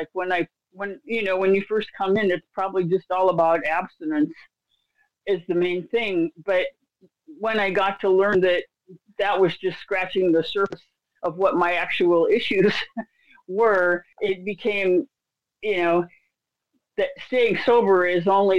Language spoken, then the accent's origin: English; Iraq; Okay, well, I grew up in Iraq, you know, so, and I learned to be hypervigilant.